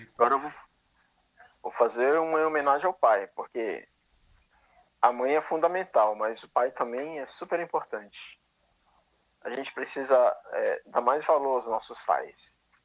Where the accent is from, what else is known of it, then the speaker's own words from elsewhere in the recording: São Luís, Maranhão, Brazil; moved away; minha cidade, São Luís do Maranhão, onde eu nasci que eu sou de lá, não nego minhas origens